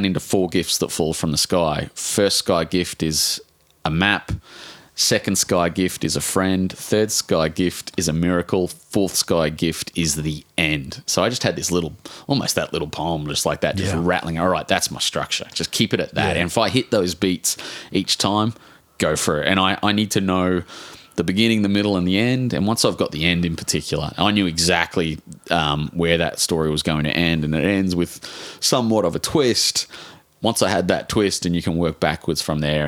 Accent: Brisbane, Queensland, Australia; I was brought up in Brackenridge and Hollywood

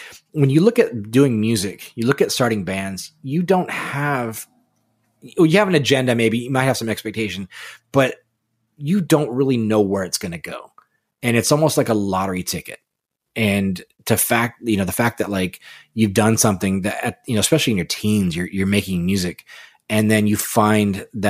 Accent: California, United States; now in Connecticut, United States; Taxes here are high for here, but I'm a Californian.

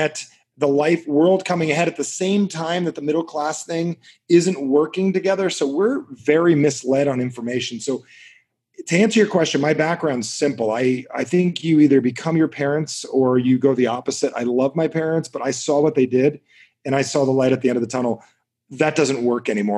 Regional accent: New Jersey, United States; I'm from Jersey.

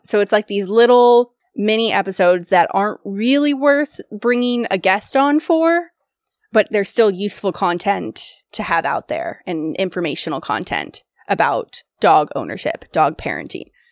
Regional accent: Sacramento, California, United States; Grew up in Sacramento, California.

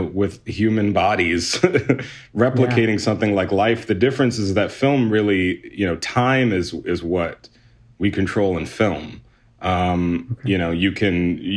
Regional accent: Houston, Texas, United States; I grew up in Houston, Texas

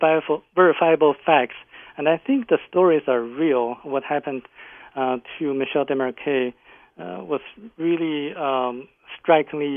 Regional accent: China; I come from China

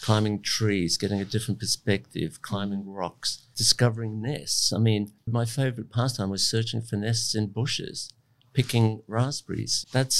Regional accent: Abruzzo, Italy; moved away; I was born in Italy in the mountains of Abruzzo, which is pristine forests and alpine mountains and in a little village.

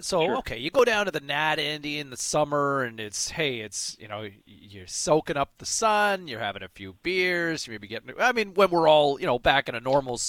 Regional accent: Ottawa, Ontario, Canada; born or raised there; now in Vancouver, Canada

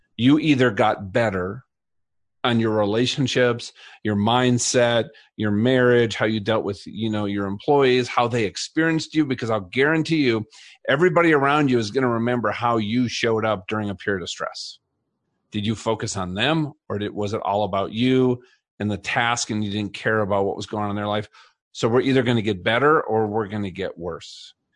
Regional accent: Colorado, United States; I'm from Colorado

